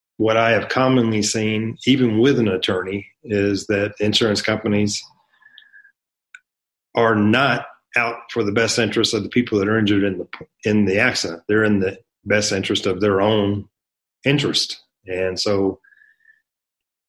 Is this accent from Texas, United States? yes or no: yes; North Texas, United States; moved away as an adult; now in El Paso, United States; I'm from North Texas. I was raised in a trailer park on government cheese.